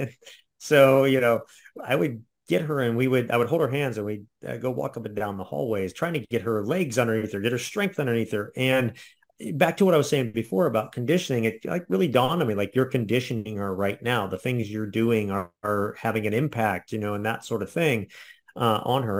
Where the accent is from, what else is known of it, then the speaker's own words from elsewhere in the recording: Ohio, United States; I'm from Ohio, so we have, we're very flat